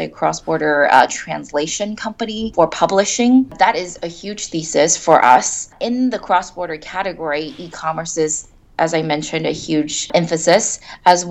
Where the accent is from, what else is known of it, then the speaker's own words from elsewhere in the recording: Silicon Valley, California, United States; moved away as an adult; now in China; I grew up in Silicon Valley